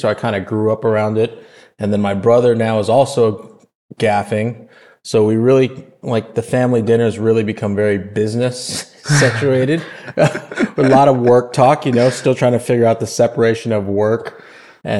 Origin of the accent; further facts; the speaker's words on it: Los Angeles, California, United States; I was born and raised in Los Angeles